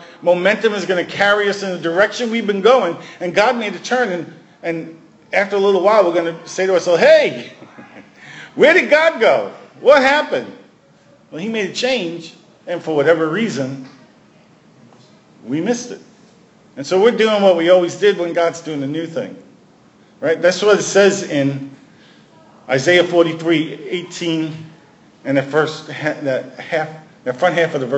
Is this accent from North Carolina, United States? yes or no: no; New York City, New York, United States; moved away; also born or lived in Washington; I'm a kid from Brooklyn